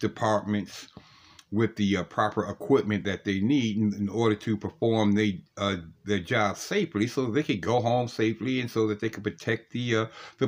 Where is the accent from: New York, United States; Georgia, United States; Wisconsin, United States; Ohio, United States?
Ohio, United States; Cleveland; Columbus, Ohio is my home state because I'm from Cleveland, Ohio.